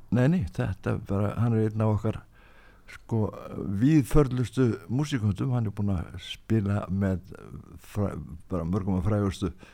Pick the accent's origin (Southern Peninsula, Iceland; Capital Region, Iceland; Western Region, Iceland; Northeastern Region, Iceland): Southern Peninsula, Iceland; Keflavík; ólst upp í Keflavík